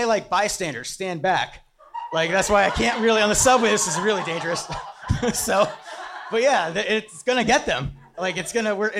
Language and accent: English; Pennsylvania, United States; moved away; I'm from Pennsylvania and you get off school the first day of hunting season.